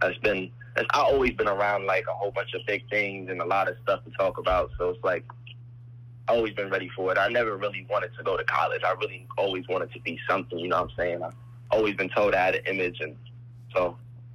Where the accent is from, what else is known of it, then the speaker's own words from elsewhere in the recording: New Jersey, United States; also born or lived in Boston; Soon as I was being born, I grew up in Jersey. We moved to Jersey